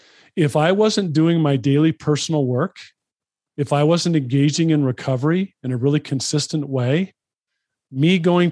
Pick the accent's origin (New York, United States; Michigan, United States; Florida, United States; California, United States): California, United States; Los Angeles; So I grew up in Los Angeles, spent a lot of time at the beach as a kid.